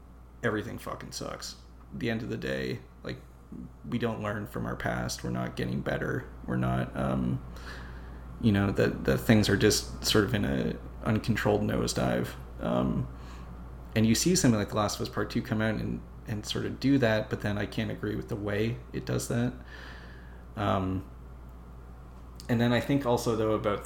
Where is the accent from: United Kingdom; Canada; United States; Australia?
Canada; as a Canadian